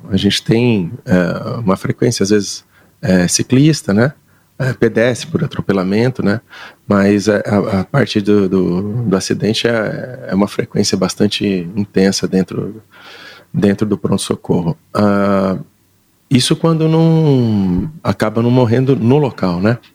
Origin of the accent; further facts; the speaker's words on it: Londrina, Paraná, Brazil; also born or lived in Maringá; Eu sou de Londrina.